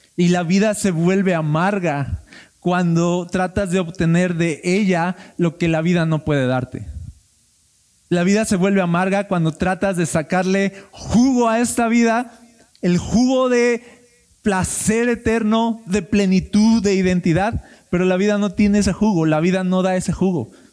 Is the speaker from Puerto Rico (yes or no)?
no; Mexico; somos mexicanos